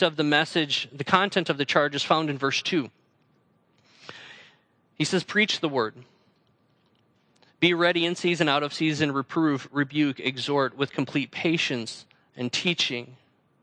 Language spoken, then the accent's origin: English; North Central Wisconsin, United States; moved away as an adult; also born or lived in Central Illinois / Allen Park, Michigan; I grew up in North Central Wisconsin